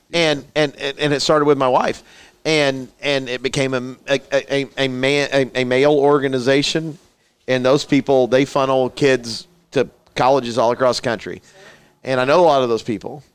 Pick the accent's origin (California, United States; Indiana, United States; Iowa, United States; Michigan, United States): Indiana, United States; Petersburg; being from Petersburg, Indiana